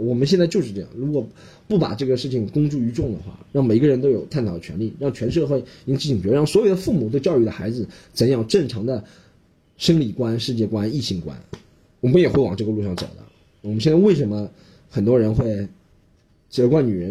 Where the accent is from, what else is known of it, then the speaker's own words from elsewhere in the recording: China; 我们中国人